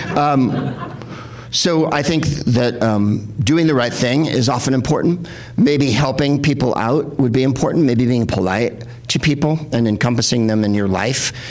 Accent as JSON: {"language": "English", "town": "San Francisco", "region": "California", "country": "United States", "also_born_or_lived": "San Carlos, California", "moved": "yes", "lives_now": "Los Angeles, United States", "said": "And I'm from San Francisco"}